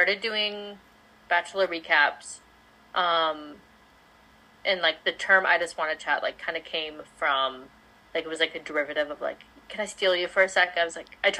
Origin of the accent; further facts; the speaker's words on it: Palm Springs, California, United States; I claim Palm Springs area, California, like as my home, because we moved there right before middle school